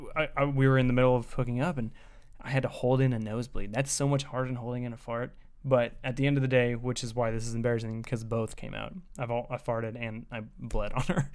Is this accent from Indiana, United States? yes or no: yes; Indiana, United States